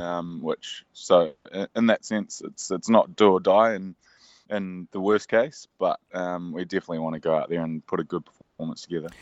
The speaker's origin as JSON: {"language": "English", "country": "New Zealand", "said": "the nature of being a Kiwi"}